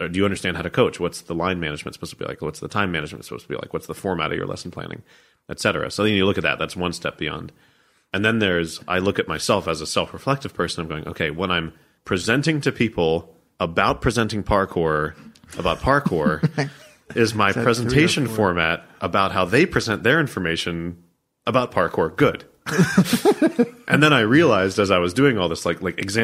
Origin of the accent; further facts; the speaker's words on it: United States; I'm American